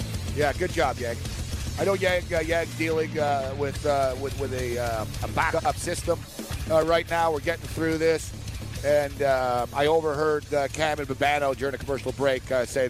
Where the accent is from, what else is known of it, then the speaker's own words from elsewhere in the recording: Montreal, Quebec, Canada; moved away as an adult; now in New York, United States; I'm from Montreal originally, but now I'm in New York